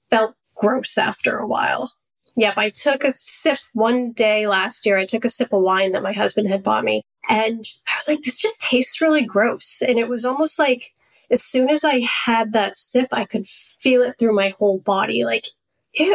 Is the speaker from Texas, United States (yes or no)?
no; Maine, United States; I grew up in Maine in a really big Italian family